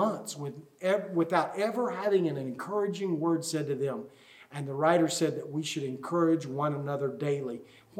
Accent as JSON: {"language": "English", "country": "United States", "said": "we as American Christians"}